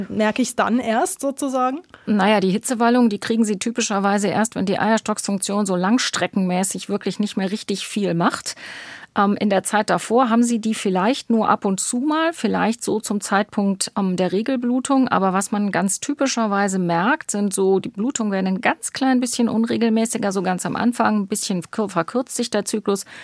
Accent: Northern Germany, Germany; Ich komme ja aus dem Norden, ich bin ja eigentlich mit meiner Praxis in Hamburg angesiedelt und im Norden gibt es Ebbe und Flut.

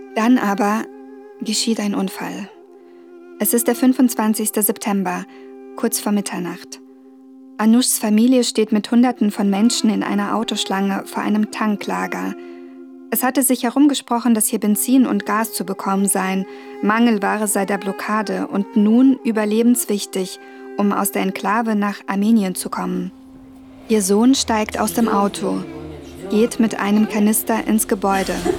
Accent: Germany; ich bin Journalistin aus Deutschland

